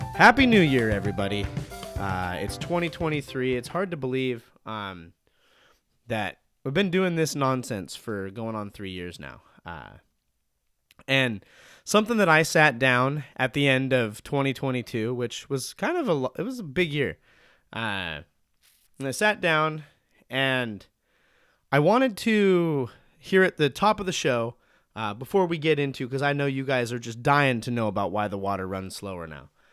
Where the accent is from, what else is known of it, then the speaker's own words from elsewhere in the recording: Montana, United States; now in Oregon, United States; I'm from Montana